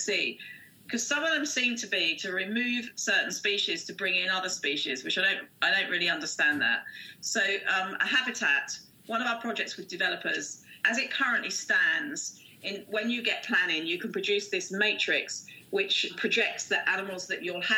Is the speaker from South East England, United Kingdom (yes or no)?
yes; Windlesham, South East England, United Kingdom; I grew up as a child in this area. I was born in Windlesham.